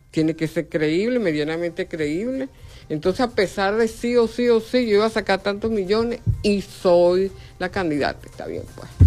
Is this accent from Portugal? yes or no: no; Venezuela; nosotros como venezolanos decimos, si esa es la forma para votar, yo me inscribo